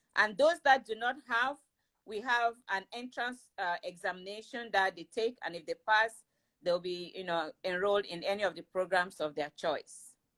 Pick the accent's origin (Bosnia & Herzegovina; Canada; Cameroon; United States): Cameroon; moved away; I am originally from Cameroon in West Africa